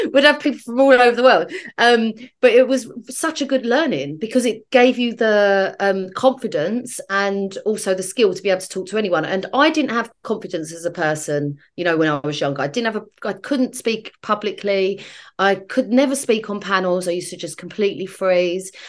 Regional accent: London, United Kingdom; I'm a South East Londoner

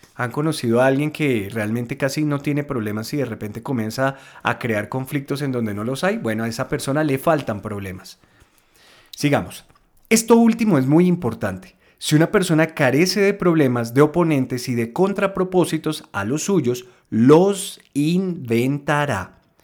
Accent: Colombia; aquí en mi país, en Colombia

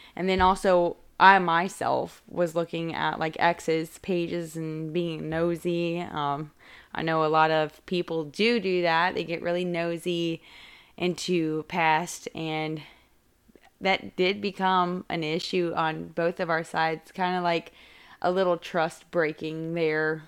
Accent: Wake Forest, North Carolina, United States; I am from Wake Forest

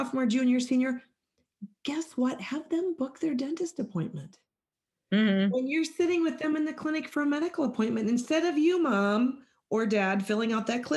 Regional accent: Midwest, Minnesota, United States; I'm greeting you from Minnesota. I'm a Midwest girl

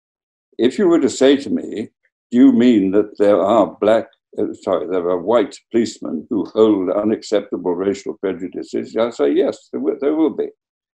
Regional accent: Wales, United Kingdom; my home country, Wales

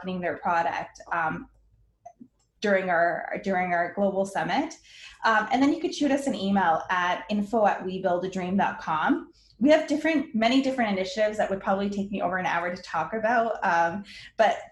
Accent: Windsor, Ontario, Canada; also born or lived in Lebanon; my family immigrated to Canada when I was one, I was born in Lebanon. We grew up poor

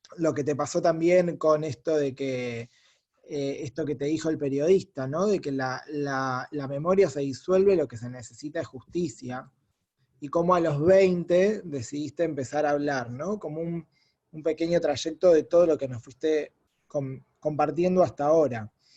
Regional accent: Argentina; como judíos argentinos

